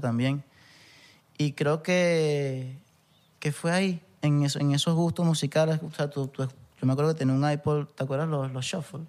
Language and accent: Spanish; Punto Fijo / Santa Ana, Falcón, Venezuela; moved away; also born or lived in Valencia; yo que soy de Punto Fijo, que vengo más del llano, que no es llano porque en verdad es bien costeño, playero, pero me crié en Santana